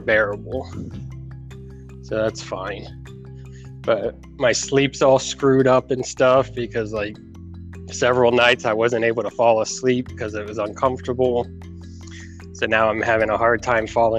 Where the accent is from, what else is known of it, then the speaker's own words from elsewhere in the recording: Florida, United States; growing up in Florida, we've always had air conditioning